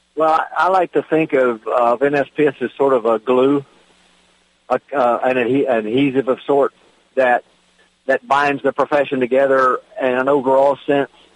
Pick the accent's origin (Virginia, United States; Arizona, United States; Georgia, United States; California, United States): Virginia, United States; my home state of Virginia